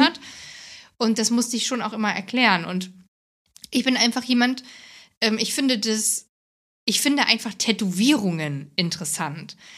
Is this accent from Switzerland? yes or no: no; Hesse, Germany; moved away; Ich komme aus Hessen, aus, also ich bin in Hessen im Dorf groß geworden